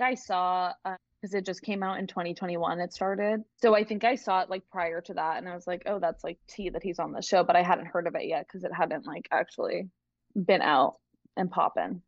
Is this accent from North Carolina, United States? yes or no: no; Massachusetts, United States; I am from Massachusetts, but I'm currently down south.